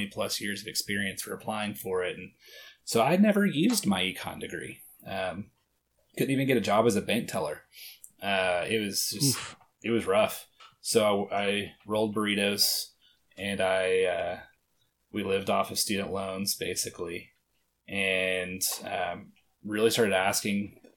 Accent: Arkansas, United States; moved away as an adult; also born or lived in Boston, Massachusetts; I'm from Arkansas

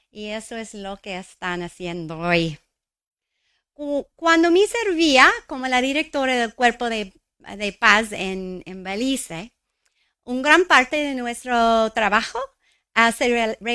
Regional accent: New Mexico, United States; Crecí en Nuevo México, el centro ah, de la cultura indígena de los Estados Unidos. quizás es por eso llamamos nuestro estado la Tierra Encantada.

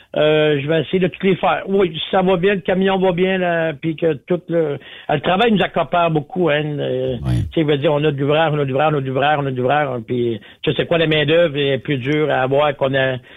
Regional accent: Quebec, Canada; chez nous, au Québec

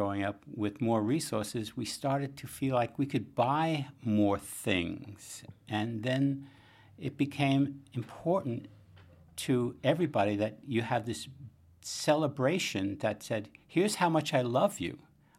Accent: Bronx, New York, United States; now in Boston, United States; I remember growing up in the Bronx and from working-class family, and Christmas giving was things you needed.

